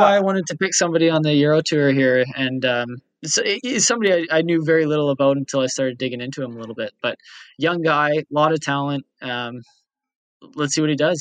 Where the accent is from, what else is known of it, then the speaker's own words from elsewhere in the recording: Canada; We are Canadian. Our heritage, however, is Scottish